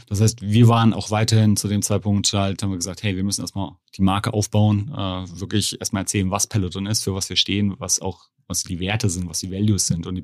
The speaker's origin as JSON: {"language": "German", "country": "Germany", "said": "ich sehe mich nur rein als Deutscher"}